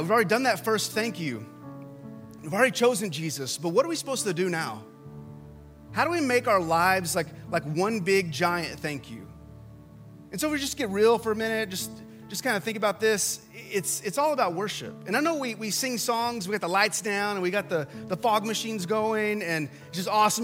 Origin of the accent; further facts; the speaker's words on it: West Texas, United States; So, I grew up in West Texas and in the 80s